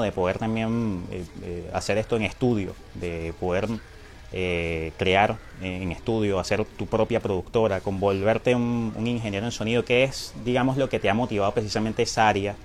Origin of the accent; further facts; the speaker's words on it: Venezuela; lo que somos los venezolanos afuera